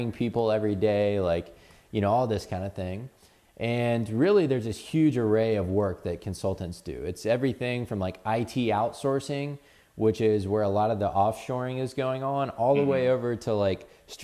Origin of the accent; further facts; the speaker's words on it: Atlanta, Georgia, United States; I spent most of my life growing up in Atlanta.